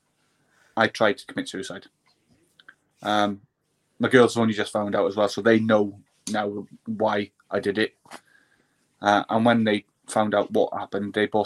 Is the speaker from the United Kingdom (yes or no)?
yes; Wales, United Kingdom; being a Welshman